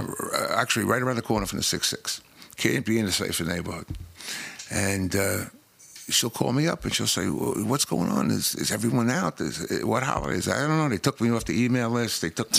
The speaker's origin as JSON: {"language": "English", "town": "New York City", "region": "New York", "country": "United States", "tie": "born or raised there", "said": "I grew up in Crown Heights, Bed-Stuy area. The 7-1."}